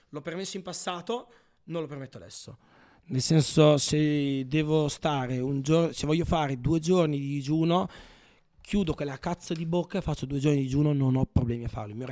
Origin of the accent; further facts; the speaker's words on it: Emilia-Romagna, Italy; Io poi vengo dalla Romagna. Oh, a me la cipolla si mangia cruda nell'insalata.